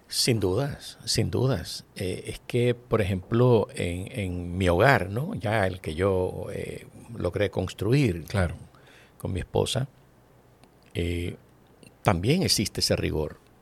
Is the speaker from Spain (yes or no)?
no; Santo Domingo, Distrito Nacional, Dominican Republic; also born or lived in Villa Consuelo, Santo Domingo; Yo nací en Villajuana y mi ascenso social se produce de Villajuana a Villaconsuelo, pero en Villa siempre